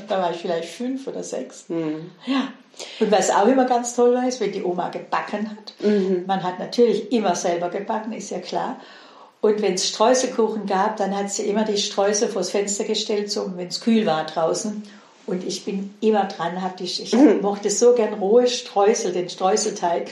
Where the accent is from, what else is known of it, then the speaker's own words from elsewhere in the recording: Heilbronn district, Swabia, Baden-Württemberg, Germany; Ich bin einem, in einem Bauerndorf mit 1000 Einwohnern im Schwäbischen, im Kreis Heilbronn aufgewachsen